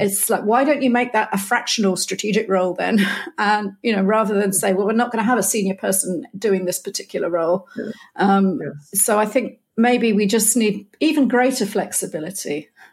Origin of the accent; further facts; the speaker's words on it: United Kingdom; moved away; a Brit stranded in Europe